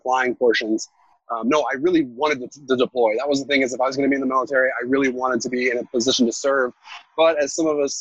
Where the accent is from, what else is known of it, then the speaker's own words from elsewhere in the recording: Alaska, United States; We're from Alaska